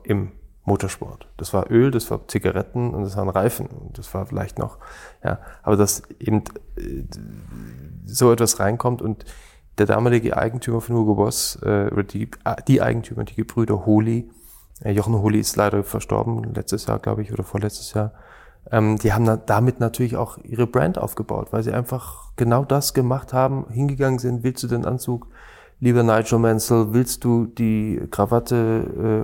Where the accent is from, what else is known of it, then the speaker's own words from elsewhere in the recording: Stuttgart, Baden-Württemberg, Germany; also born or lived in Schorndorf; Ich bin eher gebürtiger Stuttgarter